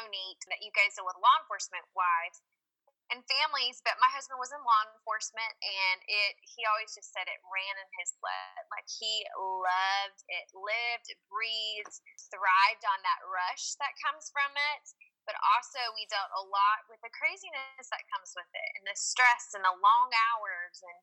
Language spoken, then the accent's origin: English; Georgia, United States; I'm from the South. I'm from Georgia. That's where I was, I guess I moved there when I was like five, so I consider myself a Georgia peach